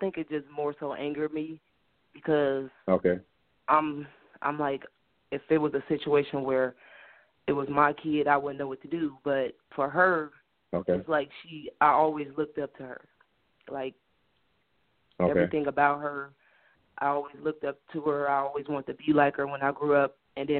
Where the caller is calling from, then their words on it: Indianapolis, Indiana, United States; I'm calling from Indianapolis.